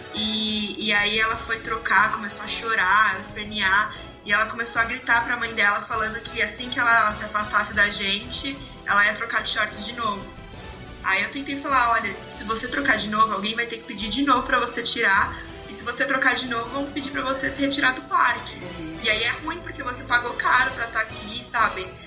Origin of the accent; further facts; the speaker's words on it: São Paulo, Brazil; eu sou de São Paulo